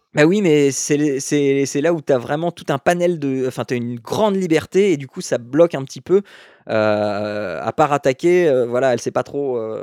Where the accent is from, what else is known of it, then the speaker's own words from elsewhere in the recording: Picardy, Hauts-de-France, France; je viens de Picardie